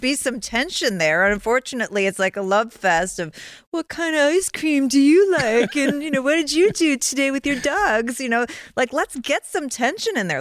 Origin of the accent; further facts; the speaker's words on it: Chicago, Illinois, United States; I'm from Chicago